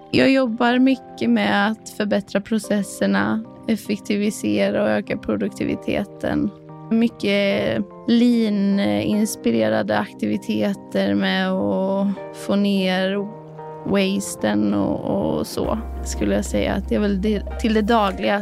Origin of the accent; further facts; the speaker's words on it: Skövde, Västra Götaland, Sweden; moved away as an adult; also born or lived in Gothenburg; now in Kristianstad, Sweden; jag är ursprungligen från Skövde